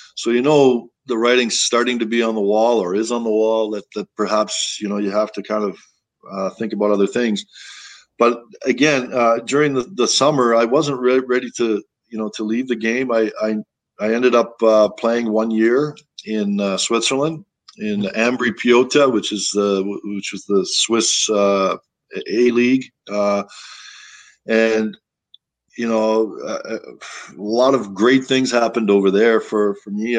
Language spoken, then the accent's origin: English; Toronto, Ontario, Canada; moved away; that's where I kind of grew up. You know, I, I came from Toronto